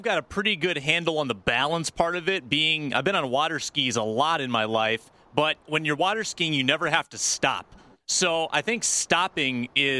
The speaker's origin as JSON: {"language": "English", "region": "South Dakota", "country": "United States", "tie": "born or raised there", "said": "in my home state."}